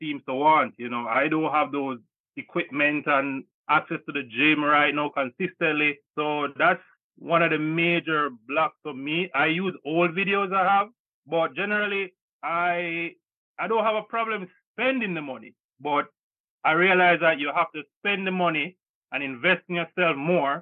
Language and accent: English; Jamaica; now in United States; I'm an immigrant from Jamaica in the US